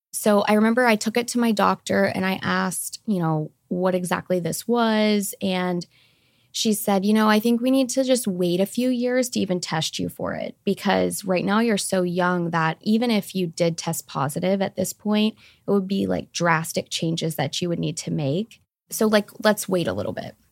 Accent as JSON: {"language": "English", "town": "Fairfield", "region": "Ohio", "country": "United States", "tie": "born or raised there", "moved": "as an adult", "lives_now": "Scottsdale, United States", "said": "I grew up in Fairfield, Ohio"}